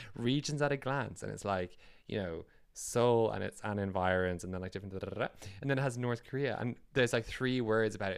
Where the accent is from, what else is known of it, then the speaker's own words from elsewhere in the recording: Ireland; moved away as an adult; also born or lived in United Kingdom; now in Norway; Irish and also having come from working in the U K